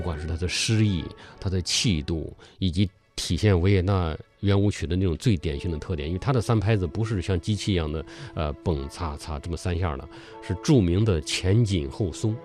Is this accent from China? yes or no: yes; China; 我们中国人